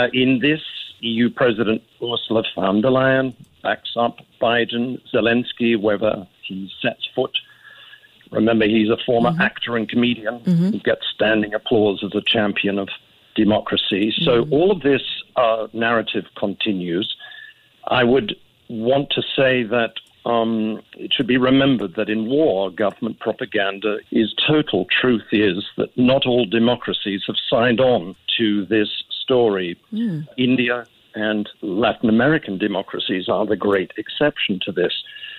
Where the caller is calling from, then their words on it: Sydney, New South Wales, Australia; I'm calling you from Sydney.